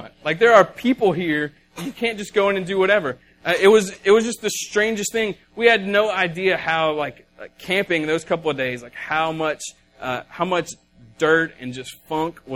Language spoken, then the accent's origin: English; the South, United States; we're from the South and we talk funny